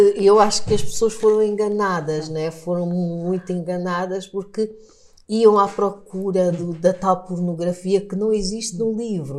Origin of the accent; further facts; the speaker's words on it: Lubango, Huíla, Angola; first language Portuguese; moved away as an adult; also born or lived in Luanda; now in Portugal; eu nasci numa região do sul de Angola